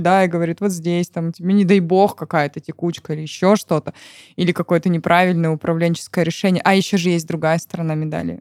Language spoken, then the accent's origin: Russian; Siberia, Russia; moved away; also born or lived in Moscow; я сама родом из Сибири